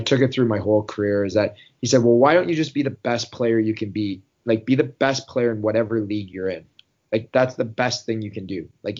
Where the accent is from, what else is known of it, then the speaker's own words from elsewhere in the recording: Newmarket, Ontario, Canada; I decided to play for the Newmarket Hurricanes in my hometown.